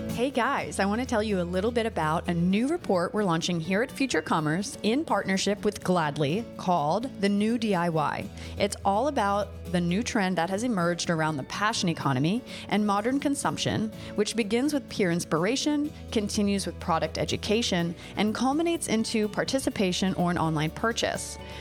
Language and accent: English; Delaware, United States; I'm from Delaware